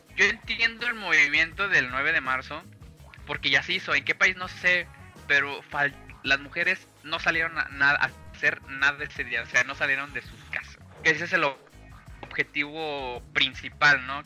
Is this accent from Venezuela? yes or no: no; Mexico; Somos mexicanos